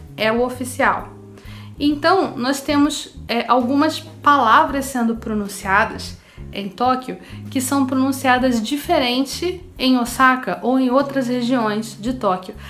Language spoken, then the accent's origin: Portuguese; Rio de Janeiro, Brazil; A gente aqui do Rio de Janeiro fala de um jeito